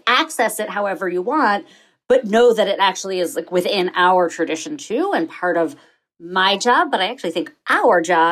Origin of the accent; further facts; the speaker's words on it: New York, United States; I grew up on the Upper East Side of New York